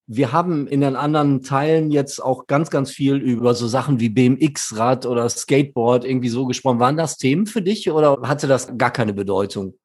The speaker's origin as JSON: {"language": "German", "town": "Dortmund", "region": "North Rhine-Westphalia", "country": "Germany", "said": "als Dortmunder Band in Dortmund"}